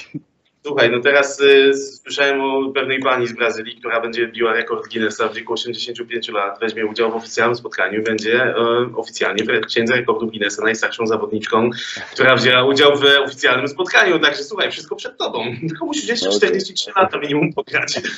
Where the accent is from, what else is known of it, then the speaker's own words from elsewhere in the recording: Sosnowiec, Silesian Voivodeship, Poland; also born or lived in Czeladź; Urodziłem się w Czeladzie, ale przez większość swojego e, nastoletniego życia mieszkałem w Sosnowcu